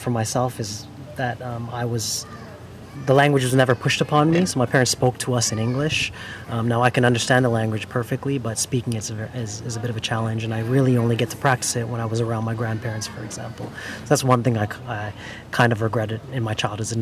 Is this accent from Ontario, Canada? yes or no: yes; Toronto, Ontario, Canada; moved away as an adult; also born or lived in London, United Kingdom; So I was born in the UK, but I grew up my entire life in Canada